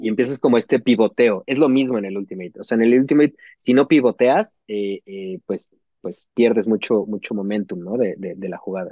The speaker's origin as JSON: {"language": "Spanish", "country": "Mexico", "said": "como jugador mexicano"}